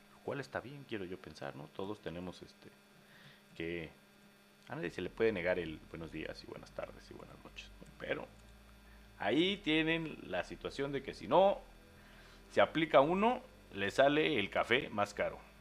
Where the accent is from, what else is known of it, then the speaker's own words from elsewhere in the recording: Mexico; en México sí aplicamos la de jacuna Matata